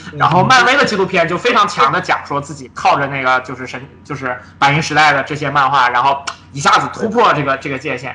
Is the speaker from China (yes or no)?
yes; China; 我们作为中国人